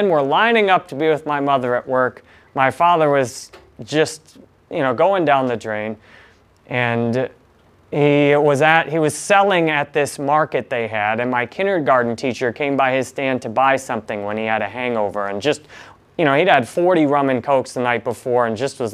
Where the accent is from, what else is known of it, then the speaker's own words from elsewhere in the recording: Detroit, Michigan, United States; I was born in Michigan in near Detroit in 1984